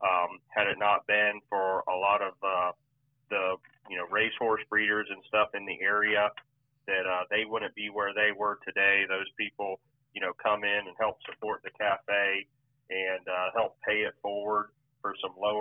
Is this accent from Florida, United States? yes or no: yes; Venus, Florida, United States; I'm from Venus, Florida, which is in the southern part of Highlands County